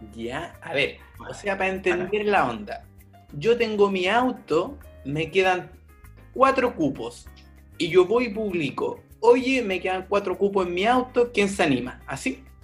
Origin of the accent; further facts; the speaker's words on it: Chile; now in Stockholm, Sweden; soy chileno y actualmente vivo en Estocolmo, Suecia.